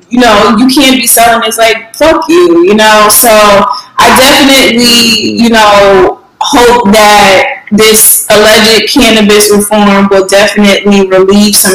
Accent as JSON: {"language": "English", "town": "New Haven", "region": "Connecticut", "country": "United States", "moved": "yes", "said": "back home, you know, in Connecticut, like um, I'm from New Haven"}